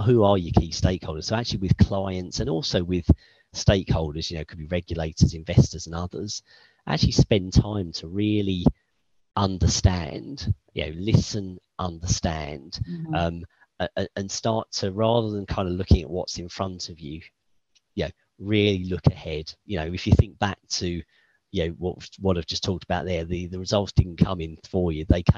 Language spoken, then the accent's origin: English; United Kingdom; now in Luxembourg; as a Brit